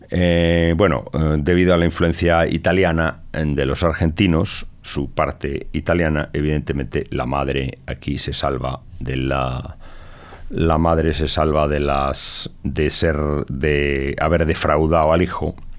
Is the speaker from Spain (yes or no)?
yes; Galicia, Spain; como español, gallego y heredero